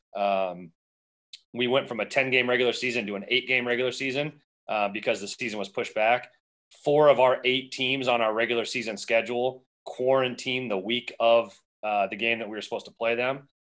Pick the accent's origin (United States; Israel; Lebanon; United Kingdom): United States; Arizona; also born or lived in Southern California; I, was born in Southern California and then moved out to Arizona. I was about ten years old